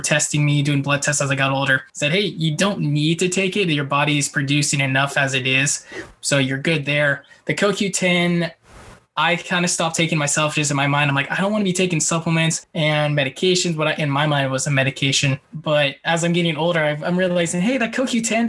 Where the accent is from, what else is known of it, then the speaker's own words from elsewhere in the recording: Bay Area, California, United States; now in San Diego, United States; I grew up in the Bay Area